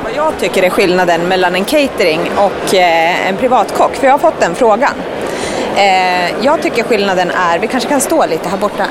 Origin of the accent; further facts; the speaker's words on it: Stockholm, Stockholm County, Sweden; Vi är på mina hemtrakter